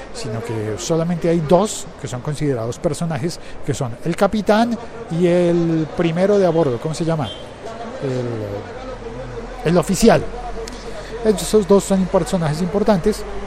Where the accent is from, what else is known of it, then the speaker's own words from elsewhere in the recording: Colombia; el, país en el que yo vivo y transmito, origino este podcast, es el país de narcos